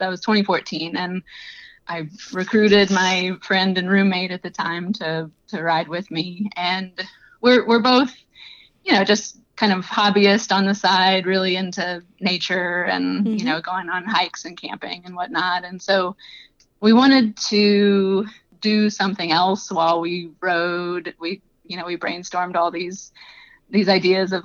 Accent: Southeast Louisiana, United States; moved away as an adult; now in Iowa, United States; I'm not originally from the Midwest. I'm from Southeast Louisiana, but had moved to Iowa for work

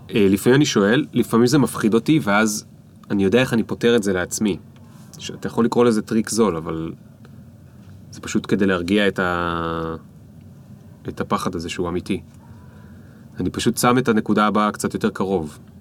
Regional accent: Israel; גדלתי על דרך עכו

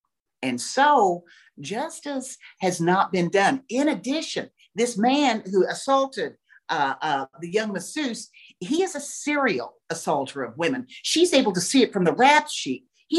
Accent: Missouri, United States; You know, I'm old. I was born in 1956. And so when I was growing up in Missouri, the law was a man's profession.

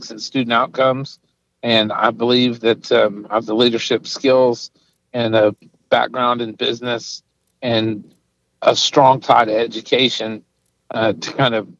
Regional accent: Midland, Texas, United States; I was raised and educated in Midland

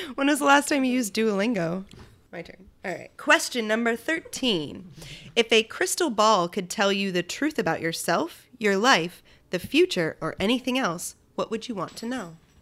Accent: Shelton, Connecticut, United States; I grew up in Shelton, Connecticut, home of the wiffle ball

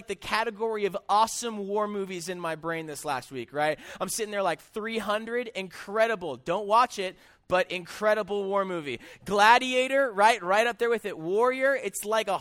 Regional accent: Des Moines, Iowa, United States; I am actually from Des Moines

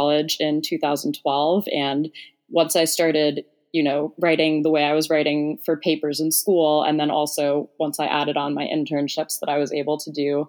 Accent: New Jersey, United States; I am from a small town in New Jersey, and it's probably like on a good traffic day, 30-minute drive, you know, right into Manhattan, which I think definitely always influenced me when I was younger.

